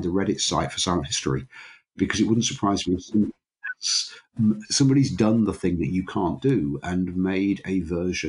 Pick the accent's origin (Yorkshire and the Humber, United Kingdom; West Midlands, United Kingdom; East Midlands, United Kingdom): Yorkshire and the Humber, United Kingdom; Grimsby; I grew up in Grimsby, which is on the north Midlands, east coast of England.